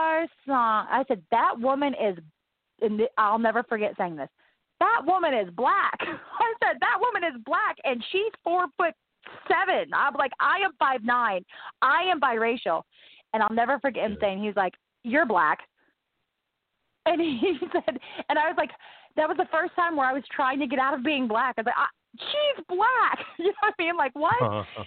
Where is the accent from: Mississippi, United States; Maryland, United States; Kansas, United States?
Mississippi, United States; Gulfport; born there; I was born in Mississippi, and then I had to move to, I was born in Gulfport, Mississippi.